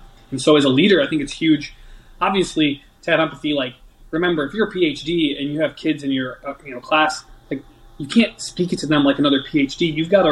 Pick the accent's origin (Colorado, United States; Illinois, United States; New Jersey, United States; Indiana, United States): Illinois, United States; Chicago; moved away as an adult; also born or lived in Washington; I'm a kid from Chicago or near the Chicago area. I'm 19